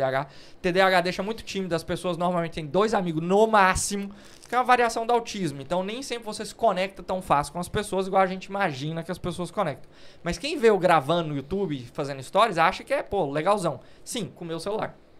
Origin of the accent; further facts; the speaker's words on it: Uruaçu, Goiás, Brazil; moved away as an adult; also born or lived in Goiânia, Brazil; now in London, United Kingdom; Nasci em Uruaçu, cidade do interior